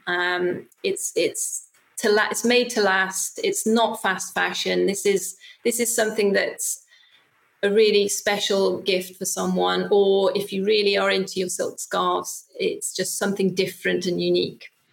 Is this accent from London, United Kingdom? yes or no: no; Wales, United Kingdom; I'm from Wales